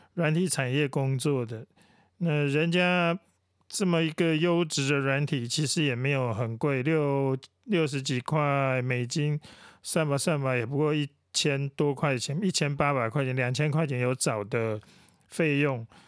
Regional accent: Taiwan; 我们台湾人

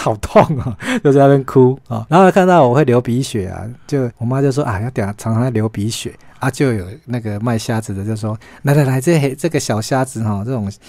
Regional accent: Taiwan; 所以很像是我们台湾人们这样的那种坚强

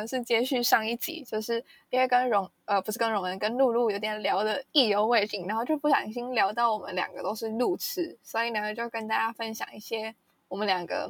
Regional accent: Taipei, Taiwan; 我台北人

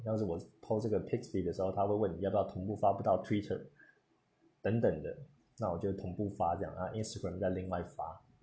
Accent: Taiwan; 我是从台湾来的，那我的家乡有什么东西？

